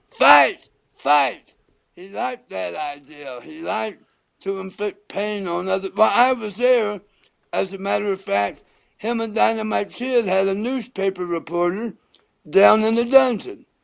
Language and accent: English; Chillicothe, Ohio, United States; my hometown, Chillicothe, Ohio